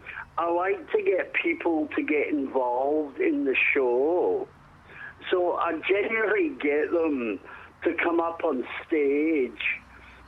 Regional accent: Western Australia, Australia; also born or lived in Scotland / South Africa / Perth / Roebourne; I'm actually a Perth boy. I'm from Western Australia

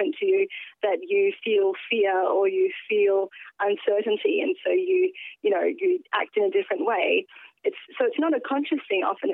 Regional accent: Perth, Western Australia, Australia; I'm an Australian and that, yes, I was born here and yes, I belong here

